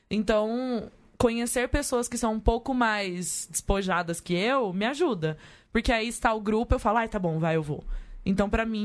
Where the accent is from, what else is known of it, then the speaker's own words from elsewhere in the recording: Manaus, Amazonas, Brazil; sou de Manas, eu viajo desde 16 anos, eu tenho 31.